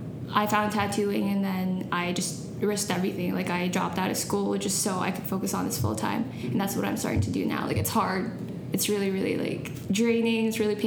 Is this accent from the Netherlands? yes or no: no; Philippines; Because, you know, I'm Filipino. I'm Asian.